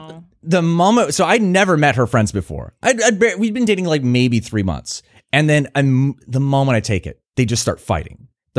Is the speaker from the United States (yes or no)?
yes; Portsmouth, Virginia, United States; So I grew up in Portsmouth. So it's like for listeners who don't know, it is a predominantly black community.